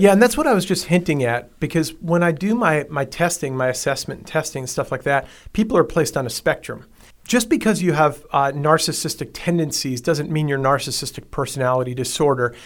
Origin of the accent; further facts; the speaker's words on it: Long Island, New York, United States; I grew up on Long Island, New York